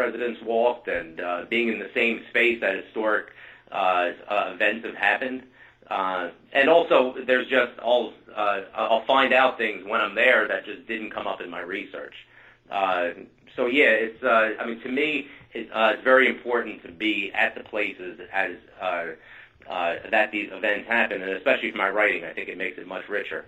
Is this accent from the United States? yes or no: yes; New Jersey, United States; I'm from New Jersey